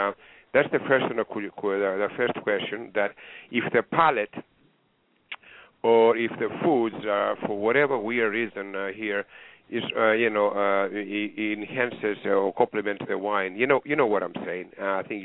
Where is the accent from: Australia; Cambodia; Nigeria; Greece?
Greece; accent: Greek; now in Sarasota, United States; The accent here is Greek